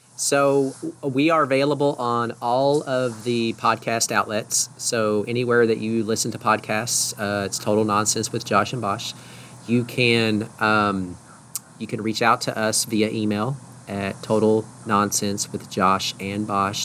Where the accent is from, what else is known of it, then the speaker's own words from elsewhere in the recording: Texas, United States; I'm from Texas which we speak a different dialect of the English language as well